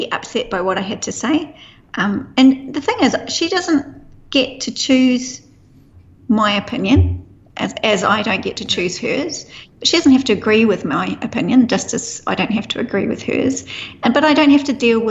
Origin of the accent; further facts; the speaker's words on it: New Zealand; being a Kiwi